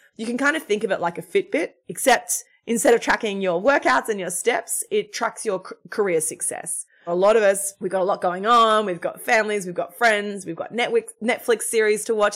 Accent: Australia; moved away as an adult; now in United States; I'm Australian. I grew up in Australia. I've, I've, I migrated to the United States six years ago.

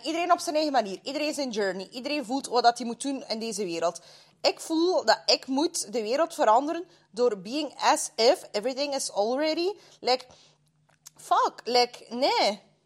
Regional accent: Russia; moved away; als Russische vrouw, als immigrant

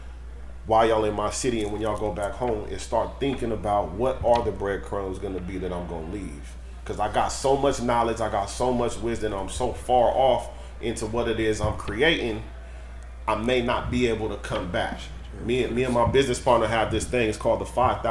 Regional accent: Sacramento, California, United States; I'm from Oak Park, right? It's one of the hoods in Sacramento.

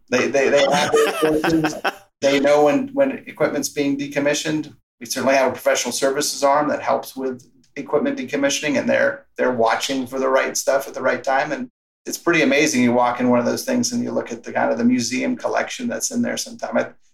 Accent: Arizona, United States; we're from Arizona, so we've come across plenty of rattlesnakes.

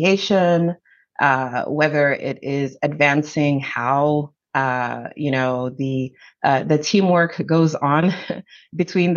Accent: Zambia; moved away as an adult; now in United States; I'm originally from Zambia. So I immigrated here in 2000 for college

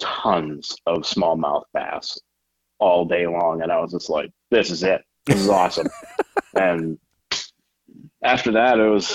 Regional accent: Lakes Region, New Hampshire, United States; moved away as an adult; also born or lived in Gulf Coast; I'm from the Lakes region of New Hampshire.

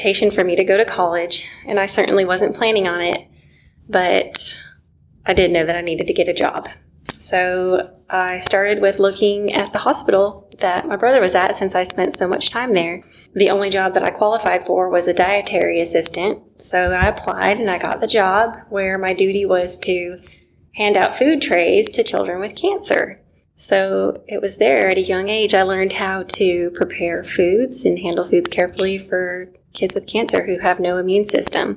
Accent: Seattle, Washington, United States; now in Tupelo, United States; I grew up in Seattle, Washington, in a not very Christian environment

